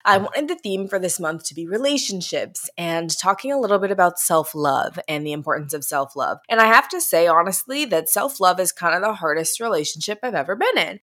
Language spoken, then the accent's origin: English; St. Louis, Missouri, United States; I'm a Midwestern girl myself. I'm from Saint Louis